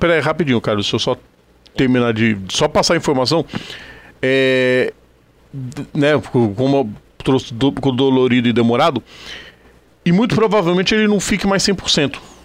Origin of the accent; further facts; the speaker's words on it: Brazil; Nós somos brasileiros